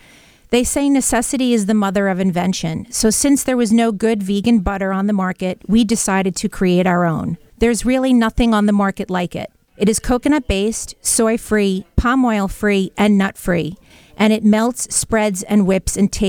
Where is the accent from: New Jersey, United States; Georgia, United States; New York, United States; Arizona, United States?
New York, United States; Brooklyn; You know, growing up in Brooklyn, butter was a staple in our home.